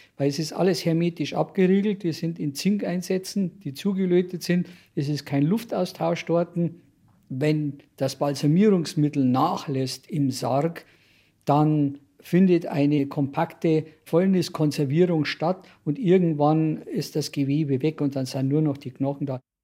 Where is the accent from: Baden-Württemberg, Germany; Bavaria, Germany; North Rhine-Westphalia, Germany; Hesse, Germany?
Bavaria, Germany; Munich; Ich bin in Obergiersing aufgewachsen